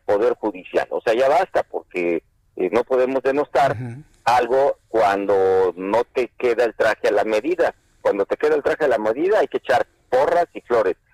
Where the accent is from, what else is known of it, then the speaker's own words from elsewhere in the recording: Mexico; soy mexicano